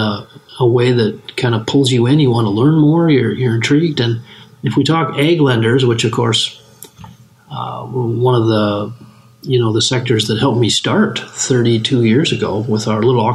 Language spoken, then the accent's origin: English; West Central Minnesota, United States; as a kid growing up in West Central Minnesota